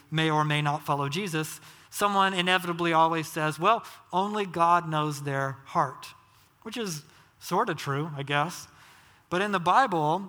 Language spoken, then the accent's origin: English; Georgia, United States; I grew up in Georgia, Southern Baptist.